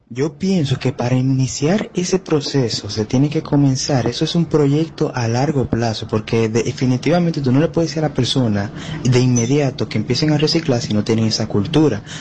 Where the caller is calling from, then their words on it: Santo Domingo Este, Distrito Nacional, Dominican Republic; yo soy de Lucerna.